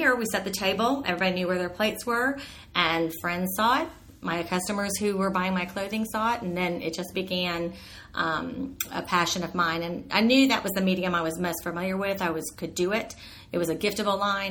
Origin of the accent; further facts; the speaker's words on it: Miami, Florida, United States; I was born and raised in Miami